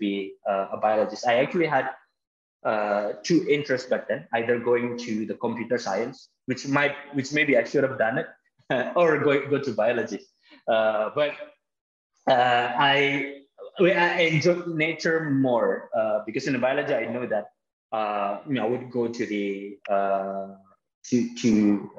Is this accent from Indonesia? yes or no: yes; Jakarta, Indonesia; also born or lived in Bekasi / Bandung; I grew up in Jakarta. I was born and raised in Jakarta. It's a big city here in Indonesia.